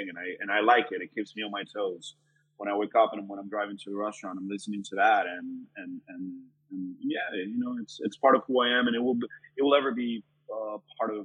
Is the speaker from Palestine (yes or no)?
no; Colombia; moved away as an adult; also born or lived in Kendall, Florida; now in Florida, United States; I grew up in Colombia. I moved over here when I was 18 years old.